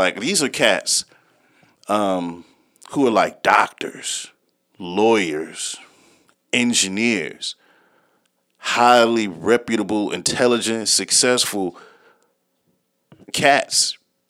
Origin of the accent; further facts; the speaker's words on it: the Carolinas, United States; I used to be on the frat lot. I came from the Carolinas. This is when I was homeless.